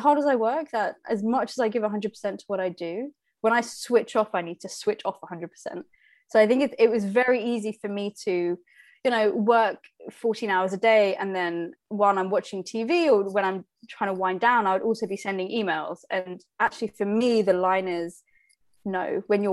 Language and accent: English; Slough, South East England, United Kingdom; I was born in Slough, raised in Slough.